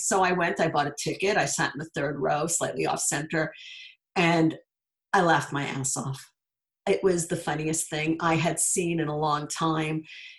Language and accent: English; New York, United States; moved away as an adult; now in Los Angeles, United States; I grew up in New York. I went to college in Los Angeles. I stayed. I went back and forth